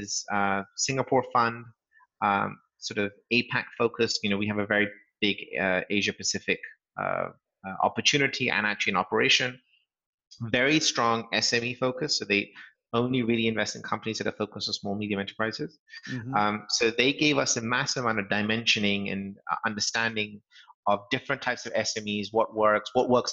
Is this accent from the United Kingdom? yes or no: yes; England, United Kingdom; also born or lived in Los Angeles; As my accent probably gives away, sort of, I'm a Brit, born and brought up in England. And so our home is still there.